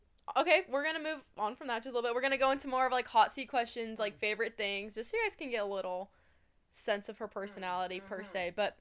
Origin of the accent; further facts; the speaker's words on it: Colorado, United States; moved away as an adult; now in California, United States; I'm from Colorado. So we are both living in California, out of state.